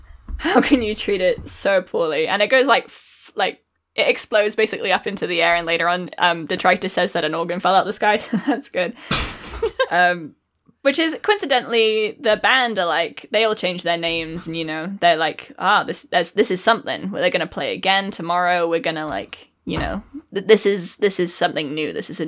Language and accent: English; Virginia, United States; accent: Virginian; I used to have a an American accent. I used to have a Virginian accent, but then as soon as I started podcasting, it disappear